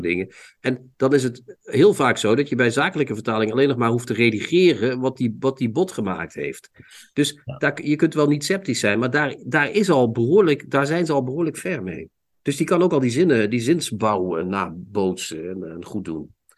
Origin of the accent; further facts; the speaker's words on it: Limburg, Netherlands; ik ben zelf ook een Limburger